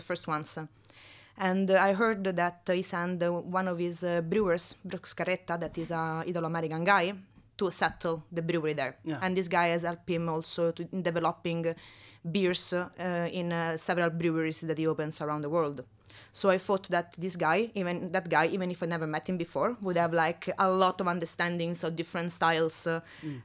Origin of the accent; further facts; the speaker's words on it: Rome, Lazio, Italy; English is a second language; moved away as an adult; also born or lived in Australia / Florø, Norway; now in Oslo, Norway; I'm from Italy, specifically from Rome.